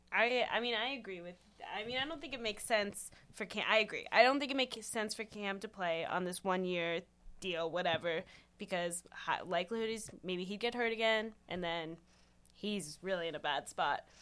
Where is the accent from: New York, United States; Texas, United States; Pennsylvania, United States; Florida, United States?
Pennsylvania, United States; Pittsburgh; moved away as an adult; also born or lived in Dallas / California; now in Charlotte, United States; I am also from Pittsburgh